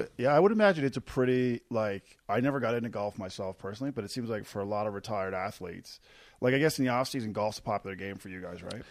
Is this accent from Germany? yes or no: no; Newfoundland and Labrador, Canada; moved away as an adult; now in Calgary, Canada; I'm from Newfoundland